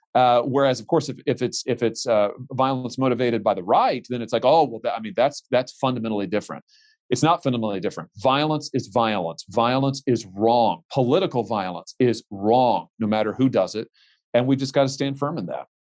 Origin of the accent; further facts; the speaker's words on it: Missouri, United States; my home state